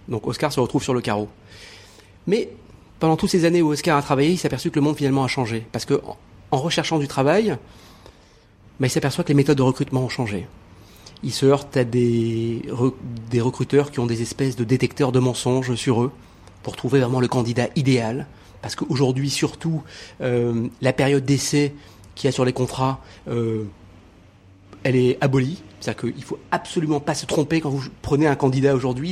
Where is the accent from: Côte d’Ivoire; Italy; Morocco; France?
Morocco; je suis né au Maroc